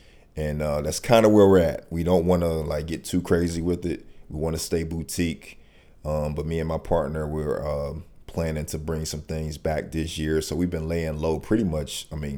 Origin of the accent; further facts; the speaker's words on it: Wilmington, North Carolina, United States; moved away as an adult; also born or lived in Philadelphia, Pennsylvania; now in Charlotte, United States; Moved to Wilmington with my family when I was really young. Lived down there most of my life. I've been in Charlotte for, it's 2021. It's crazy. It'd be 10 years now. Okay. So I moved up here in 2011.